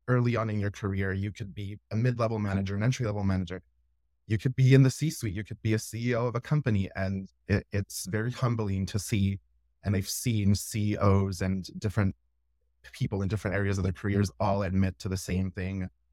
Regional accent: Laredo, Texas, United States; my hometown where I'm from in Laredo, Texas

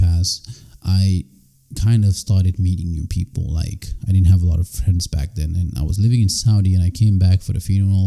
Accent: Senegal; moved away; also born or lived in Gambia; I was born in the Gambia, I was raised in Senegal

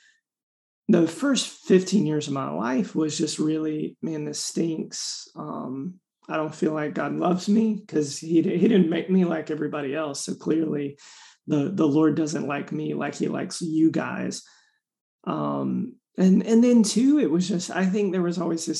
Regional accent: Raleigh, North Carolina, United States; I'm from Raleigh, North Carolina

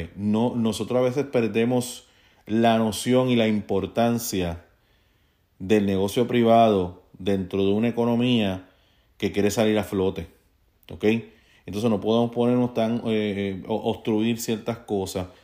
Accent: Puerto Rico; moved away; also born or lived in Bayamón, Puerto Rico; yo como puertorriqueño

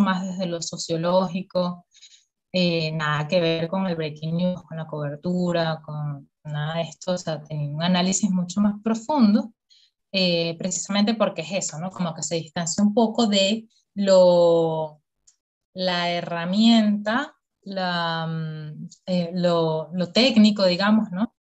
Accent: Caracas, Capital District, Venezuela; yo soy caraqueña, pero así mal

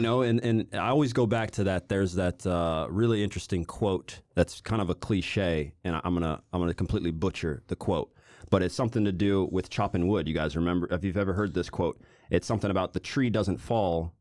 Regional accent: Overland Park, Kansas, United States; I'm from Kansas City. Uh, I was born in Overland Park, uh, Kansas in the U S.

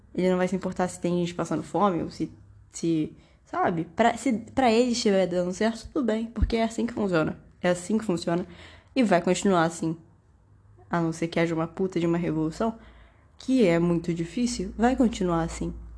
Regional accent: Brazil; Eu sou brasileira.

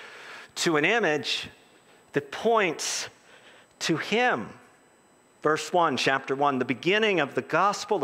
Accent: United States; as an American evangelical

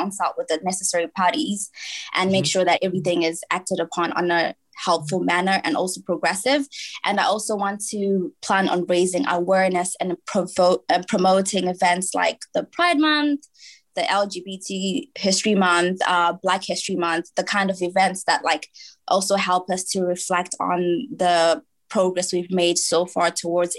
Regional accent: Manchester, North West England, United Kingdom; moved away as an adult; now in Leicester, United Kingdom; I'm from Manchester.

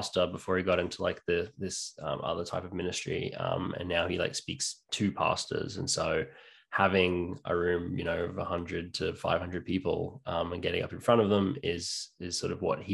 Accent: New South Wales, Australia; moved away as an adult; also born or lived in North Queensland, Australia / England / Canada; I'm born and bred in Australia. I lived there until I was six in North Queensland.

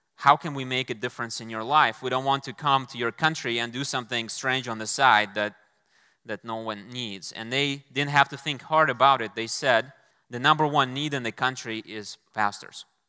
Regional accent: Moscow, Russia; moved away as an adult; I was intending to return to Moscow, my hometown

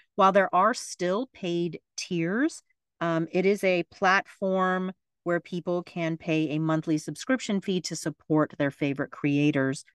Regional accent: Florida, United States; my home state of Florida

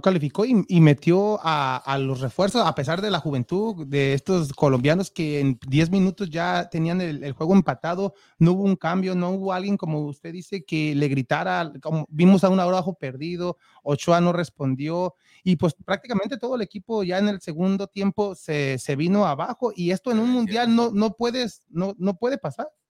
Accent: Mexico; now in United States; uno como mexicano

